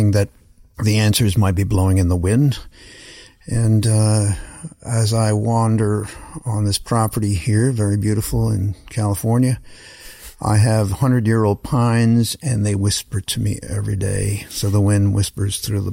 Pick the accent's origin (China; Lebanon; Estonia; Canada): Canada; moved away as an adult; also born or lived in New Orleans; as a Canadian kid, especially at that time before the internet